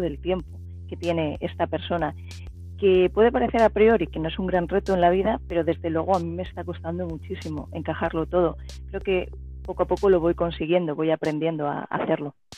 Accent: Elche, Valencian Community, Spain; yo nací y sigo viviendo en Elche, que es una ciudad media de provincias, de la provincia de Alicante, en el sureste de España

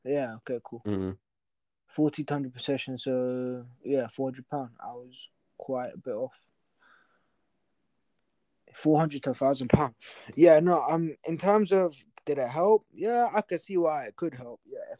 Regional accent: Atlanta, Georgia, United States; I'm like, nah, bro, I'm from Atlanta, bro. I'm African American, bro.

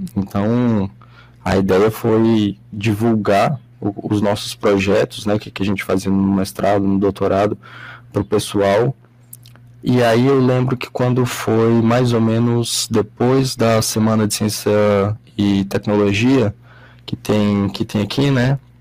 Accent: Brasília, Federal District, Brazil; eu sou aqui de, de Brasília

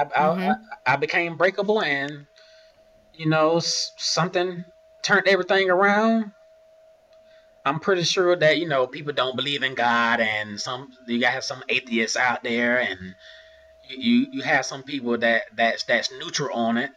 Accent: Augusta, Georgia, United States; I'm from Augusta, Georgia. My family is from Augusta, Georgia

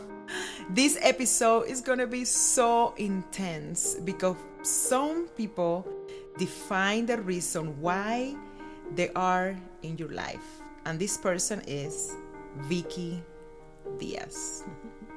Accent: Cuba; born or raised there; now in United States

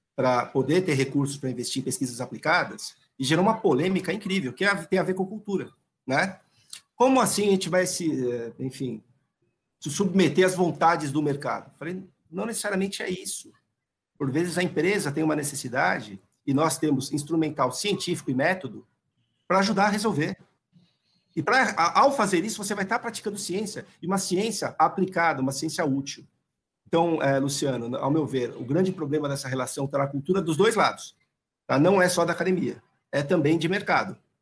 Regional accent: São Paulo, Brazil; accent: paulistano; Desculpa o sotaque paulistano

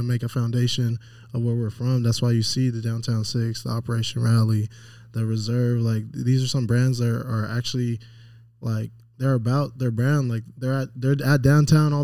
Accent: Las Vegas, Nevada, United States; I'm from Las Vegas. I wasn't born here, but I was basically raised here.

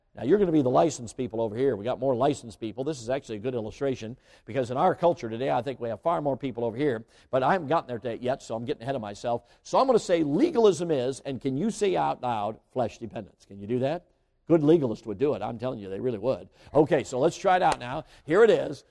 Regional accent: Chicago, Illinois, United States; moved away; I grew up right near Midway Airport.

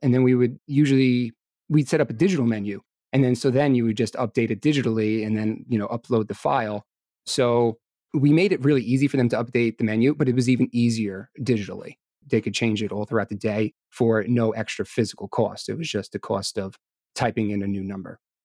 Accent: New York, United States; I was born and raised here in New York. I live out in Long Island with my wife

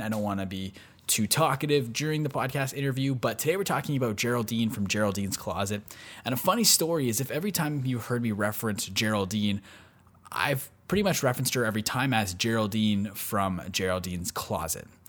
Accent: Canada; I'm from Canada

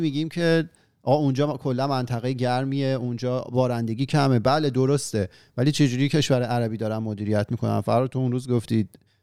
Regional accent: Iran; moved away; وطنمون ایران افتاده که حالا وطن ما همین مفهومیه که براش ما تمام این دم و دستگاه رو به پا کردیم که حالا که خودمون به صورت فیزیکی ازش دوریم

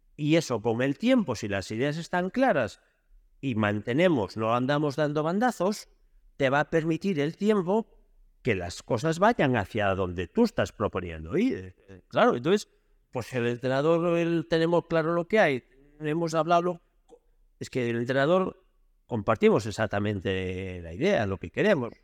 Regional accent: Lugo, Galicia, Spain; yo soy de Lugo

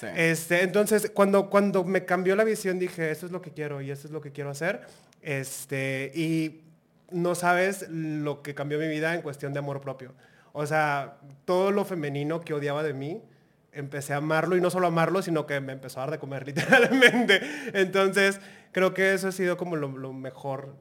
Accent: Monterrey, Nuevo León, Mexico; soy una draga de Monterrey, Nuevo León.

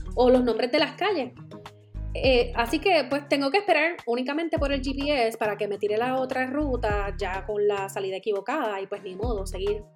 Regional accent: Puerto Rico; moved away; Yo soy la boricua fuera de la isla

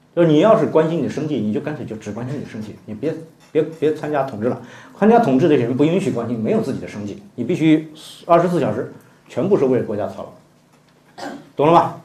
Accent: China; 这话我们中国人能接受的

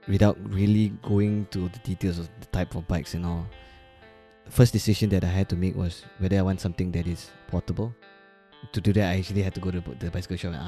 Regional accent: Ipoh, Perak, Malaysia; now in Kuala Lumpur, Malaysia; me growing up in Ipoh

